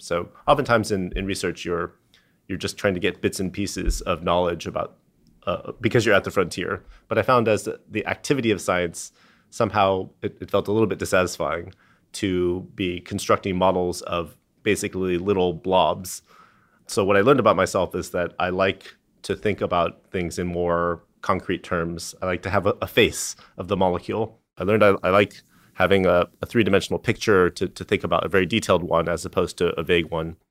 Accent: San Diego, California, United States; I, I grew up in San Diego

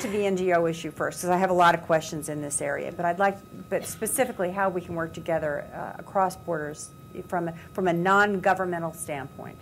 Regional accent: United States; we as American women

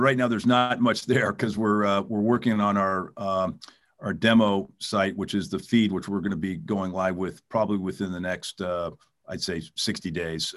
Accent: California, United States; also born or lived in New York; I grew up here in California

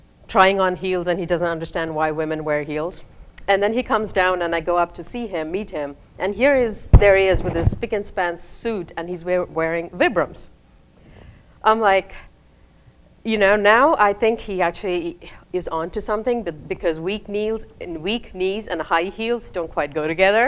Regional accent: India; moved away as an adult; also born or lived in Raleigh, United States; now in United States; I moved from India, where I finished my K through 12, to the United States

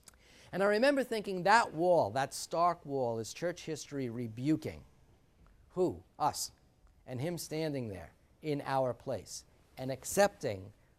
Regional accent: New Jersey, United States; I come from New Jersey, so there were a lot of people slicing open tomatoes

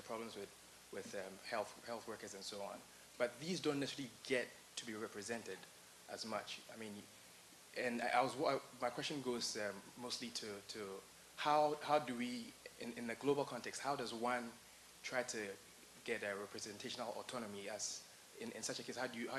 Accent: Ghana; I'm from Ghana, West Africa.

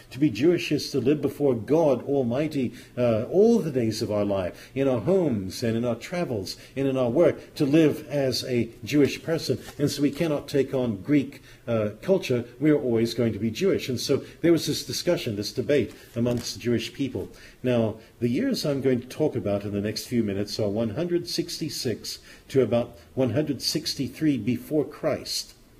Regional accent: Zimbabwe; moved away; When I was young, I lived in a country called southern Rhodesia

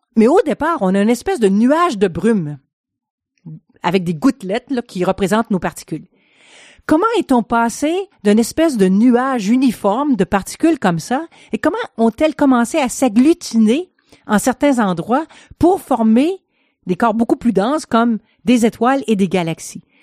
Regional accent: Quebec, Canada; moved away as an adult; also born or lived in France / Switzerland; je suis canadienne, québécoise

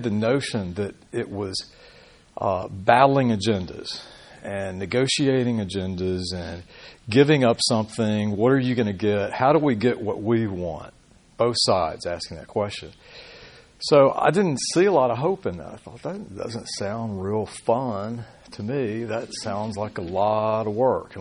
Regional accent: Birmingham, Alabama, United States; moved away; also born or lived in Oregon; I grew up in Birmingham.

